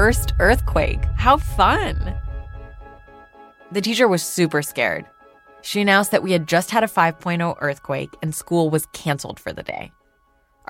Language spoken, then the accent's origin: English; Pakistan; moved away; large parts of my home country. No, I was just a city kid.